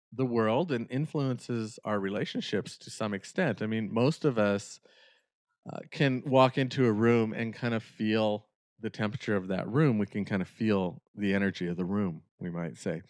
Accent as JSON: {"language": "English", "region": "Northern California", "country": "United States", "tie": "born or raised there", "said": "the area where I grew up in Northern California"}